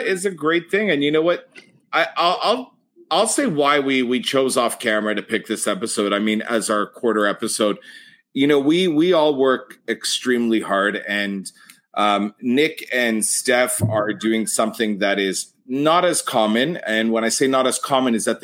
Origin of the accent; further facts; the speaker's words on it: Canada; being Canadian